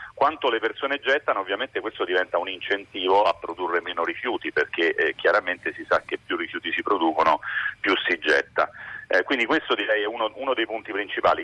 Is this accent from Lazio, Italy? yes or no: yes; Rome, Lazio, Italy; io sono romano